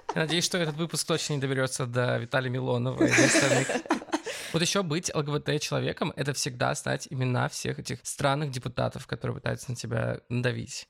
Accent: Barnaul, Altai Krai, Russia; Я родился в Барнауле, Алтайский край. Если вы ткнете просто пальцем в центр Евразии, то это будет как раз мой родной город

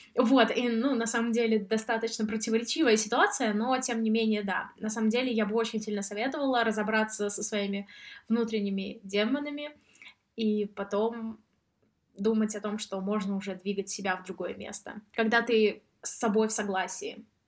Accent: Samara, Samara Oblast, Russia; now in Sweden; А я сама из Самары, и я занималась в этнографическом музее

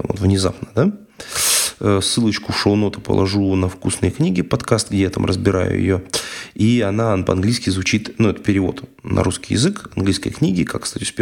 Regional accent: Ryazan Oblast, Russia; accent: Ryazan; английский прононс, не рязанский мой акцент

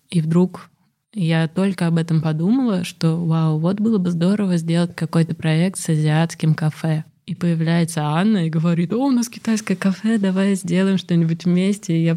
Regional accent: Russia; accent: Russian; Наверное, я говорю с ужасным русским акцентом.

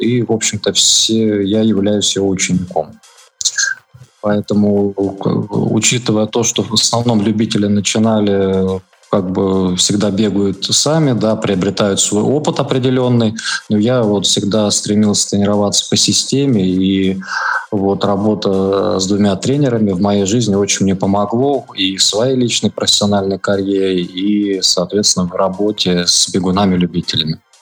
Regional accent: Lipetsk Oblast, Russia; moved away as an adult; also born or lived in Saint Petersburg; я родом из Липецкой области

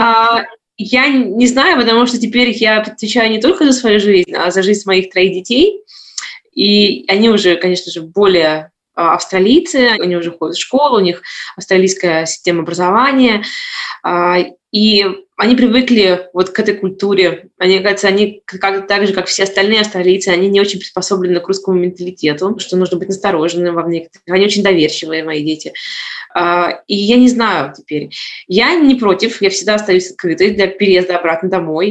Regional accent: Saint Petersburg, Russia; moved away as an adult; now in Gold Coast, Australia; Сама родом я из Петербурга, а, я коренная петербурженка

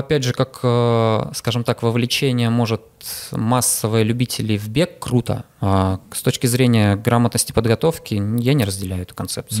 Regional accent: Saint Petersburg, Russia; я питерский

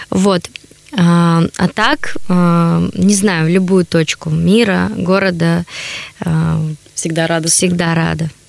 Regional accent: Chelyabinsk, Chelyabinsk Oblast, Russia; now in Saint Petersburg, Russia; Я вообще из Челябинска. На данный момент живу в Санкт-Петербурге.

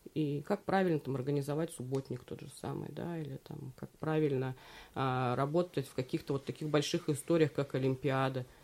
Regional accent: Belyy Yar, Verkhneketsky District, Tomsk Oblast, Russia; Я выросла в Верхнекетском районе, в поселке Белья

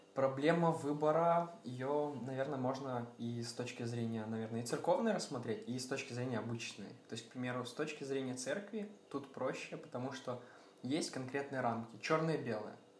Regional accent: Sumy, Sumy Oblast, Ukraine; Сам я родом из Украины, э, из всем известного города Сумы

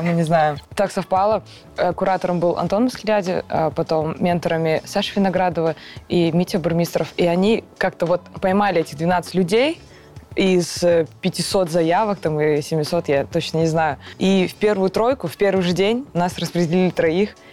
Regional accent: Karaganda, Karaganda Region, Kazakhstan; я из Казахстана, город Караганда

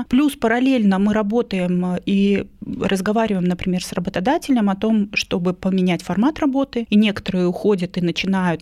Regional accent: a small town in Irkutsk Oblast, Russia; moved away as an adult; now in Moscow, Russia; я не москвичка, я приехала из маленького города города, из Иркутской области.

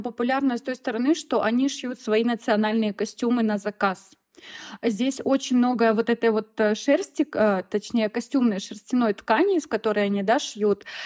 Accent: Rossosh, Voronezh Oblast, Russia; moved away as an adult; now in Sulaymaniyah, Iraq; я из Воронежской области, город Росош

